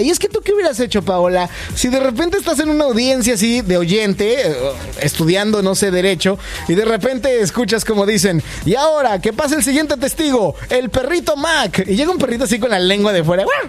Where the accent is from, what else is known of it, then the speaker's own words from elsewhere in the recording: Mexico; now in Canada; yo soy mexicano